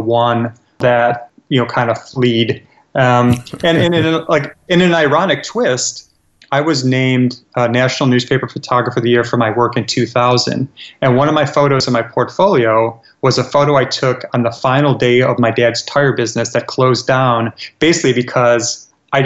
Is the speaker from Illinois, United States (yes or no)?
yes; Chicago, Illinois, United States; the community I grew up in Chicago